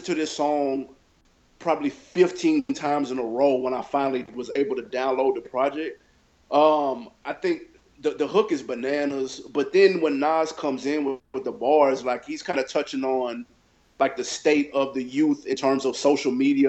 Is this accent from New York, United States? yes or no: yes; Queens, New York, United States; born there; I'm originally from, I was born in New York in Queens. So like, but I wasn't raised.